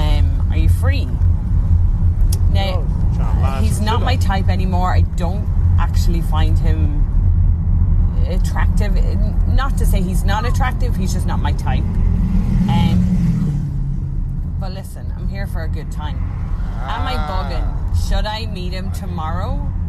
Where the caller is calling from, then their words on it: Dublin, Leinster, Ireland; Hi. Okay, I hope you guys understand my accent. Big love from Dublin.